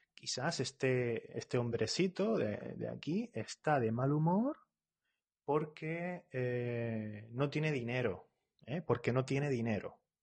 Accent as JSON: {"language": "Spanish", "country": "Spain", "said": "yo soy de España"}